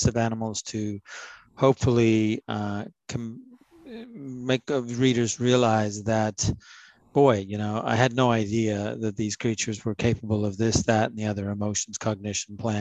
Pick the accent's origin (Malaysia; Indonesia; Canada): Canada; Ontario; moved away as an adult; also born or lived in United States; growing up in Ontario, where I live again now, I lived in the US for 30 years.